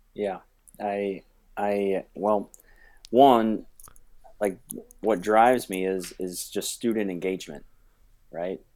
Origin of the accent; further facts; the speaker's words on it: New Richmond, Ohio, United States; New Richmond is a small town, um, along the Ohio River, about twenty minutes from Cincinnati. It's where I graduated from. It's where I grew up, and now I'm back there teaching